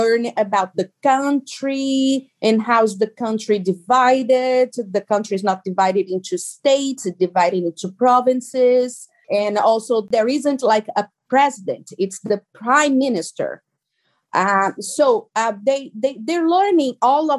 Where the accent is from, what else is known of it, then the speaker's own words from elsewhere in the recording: Brazil; English is a second language; moved away as an adult; now in Toronto, Canada; I am originally from Brazil, but I currently live in Toronto here in Canada